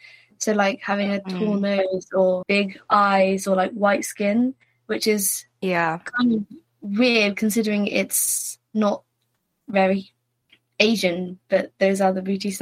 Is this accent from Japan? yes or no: yes; Japan; moved away; I met Rebecca at school and I'm from Japan.